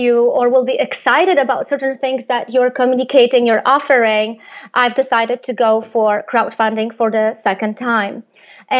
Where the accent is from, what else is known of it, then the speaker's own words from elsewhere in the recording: Poland; I come from Poland